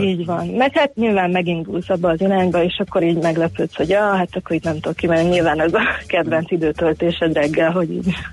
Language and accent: Hungarian; Budapest, Hungary; én a 17. kerületben nőttem fel